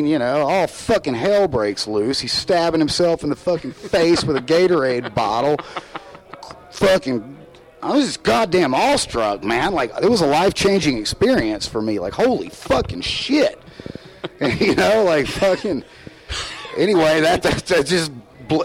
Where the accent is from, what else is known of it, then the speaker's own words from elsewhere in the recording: the South, United States; accent: Southern; if you're from the South and you go to other areas of the country, like, they hear my accent